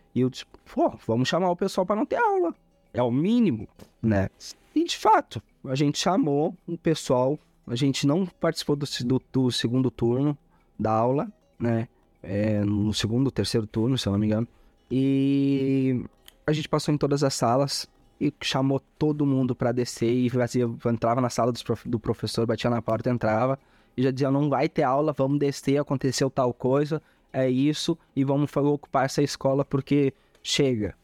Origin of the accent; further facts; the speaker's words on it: Eldorado do Sul, Rio Grande do Sul, Brazil; also born or lived in Belém, Pará / Uruguaiana; vim de Belém do Pará muito cedo, é, fui. Logo em seguida a gente foi morar em Uruguaiana e minha família residiu em Uruguaiana durante um ano, dois anos ali. Eu tinha quatro a seis a cinco anos e meio, seis anos, a qual eu venho transferir. Acaba, acabamos de mudança, né? Viemos morar em na região metropolitana de Porto Alegre, Eldorado do Sul